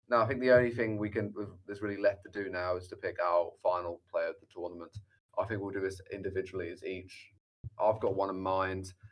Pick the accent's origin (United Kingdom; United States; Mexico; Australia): United Kingdom; England; I think maybe my Luke Shaw bias also as for being an English watched every single game of his.